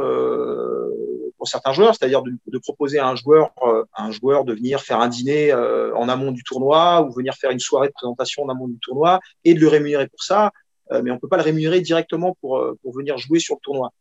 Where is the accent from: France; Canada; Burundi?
France; Rennes, Brittany; also born or lived in United States; je suis rennais, notamment à Rennes.